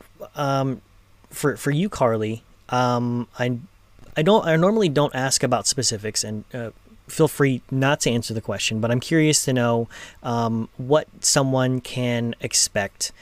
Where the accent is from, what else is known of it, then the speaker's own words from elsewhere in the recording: Los Angeles, California, United States; I'm from Los Angeles